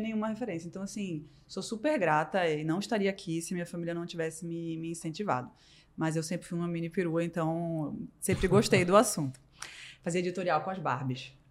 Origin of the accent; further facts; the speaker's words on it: Recife, Pernambuco, Brazil; moved away as an adult; now in São Paulo, Brazil; eu sou de Recife